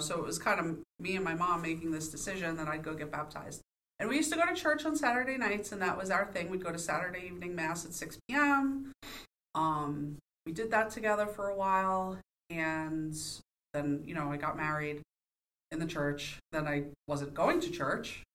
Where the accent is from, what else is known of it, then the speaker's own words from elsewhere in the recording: New York, United States; moved away as an adult; now in Pittsburgh, United States; I was born and raised in New York